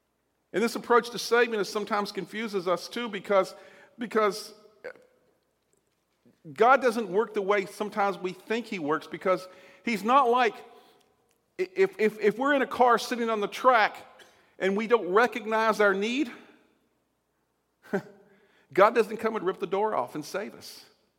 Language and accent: English; Southern United States, United States; unlike when I grew up in the South, and one time at a tent revival